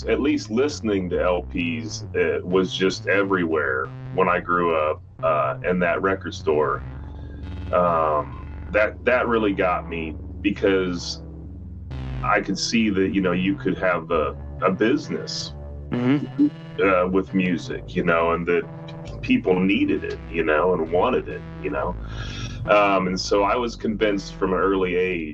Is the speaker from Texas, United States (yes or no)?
no; Kearney, Nebraska, United States; also born or lived in Grand Island, Nebraska; now in Lincoln, United States; My uncle Dusty, he owned a record store when I grew up in Kearney, Nebraska, and in Grand Island, Nebraska.